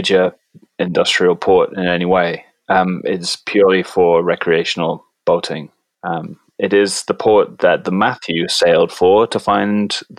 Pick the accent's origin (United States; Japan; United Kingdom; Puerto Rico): United Kingdom; Bristol, South West England; also born or lived in Cardiff, Wales; now in Toronto, Canada; It's in the southwest of England. Actually, I was born in Cardiff, but I moved to Bristol when I was 10.